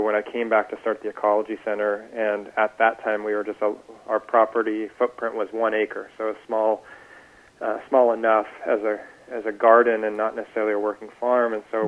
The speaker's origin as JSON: {"language": "English", "town": "Newport Beach", "region": "California", "country": "United States", "tie": "born or raised there", "said": "as a surfer growing up in Newport Beach, I learned through the Surf Rider Foundation"}